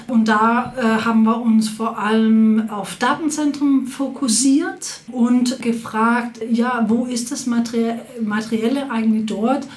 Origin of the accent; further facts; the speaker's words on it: Copenhagen, Capital Region of Denmark, Denmark; moved away as an adult; also born or lived in Berlin; Ich komme aus Kopenhagen ursprünglich, wo ich äh, Psychologie studiert habe